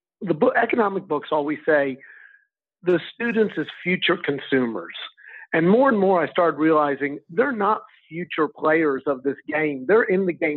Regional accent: Texas, United States; moved away as an adult; now in Spain; I'm from Texas.

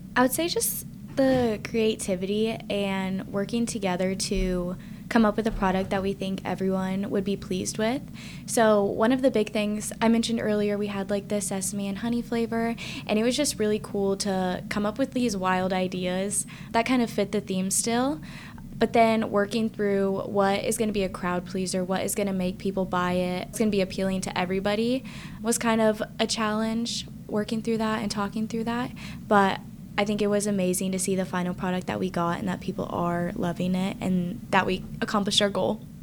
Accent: Ohio, United States; moved away as an adult; now in West Lafayette, United States; I'm from Ohio, but I definitely came to Purdue because of the great food science program.

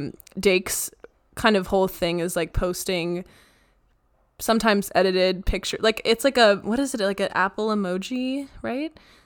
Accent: Canada; I was just curious because like maybe being Canadian, like it's kind of fun to like observe these or scary.

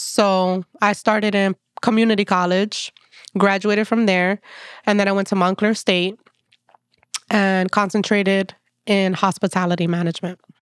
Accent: Passaic, New Jersey, United States; now in Jersey City, United States; I am from Passaic, New Jersey. That's where I grew up

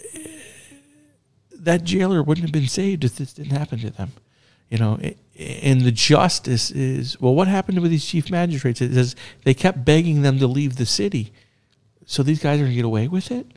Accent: United States

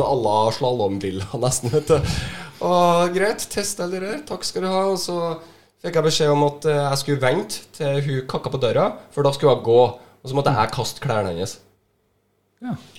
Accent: Trøndelag, Norway; jeg er jo fra Trøndelag

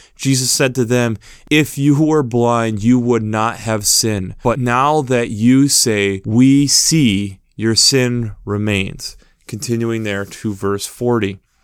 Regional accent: United States; a person who's been born and raised in America

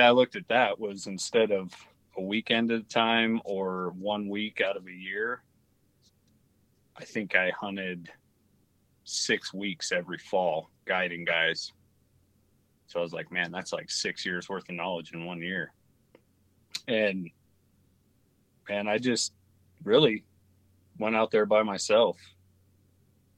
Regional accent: Jackson, Wyoming, United States; now in Idaho, United States; I grew up in Jackson, Wyoming

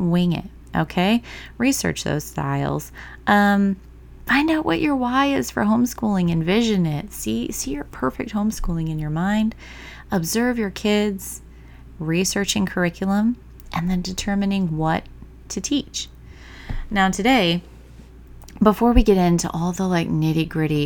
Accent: Michigan, United States; moved away; my home state of Michigan, the small town I went through, we had everything from preschool

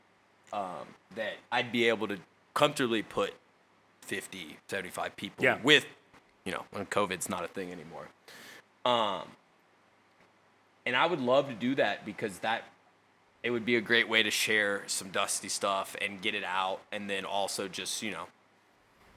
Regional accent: Kentucky, United States; I'm from Kentucky

